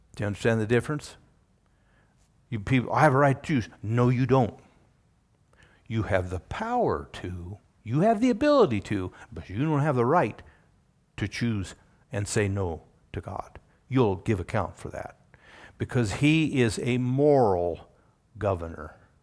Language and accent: English; Wyoming, United States; I'm a Wyomingite